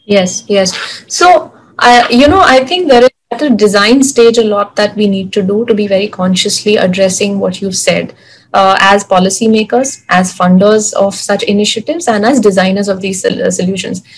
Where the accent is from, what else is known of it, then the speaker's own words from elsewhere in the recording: Mumbai, Maharashtra, India; a girl born and brought up in Mumbai, living in Bandra